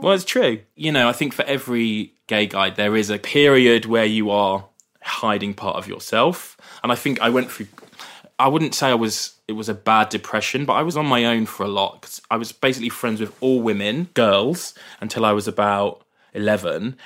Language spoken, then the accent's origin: English; Brighton, South East England, United Kingdom; growing up in Brighton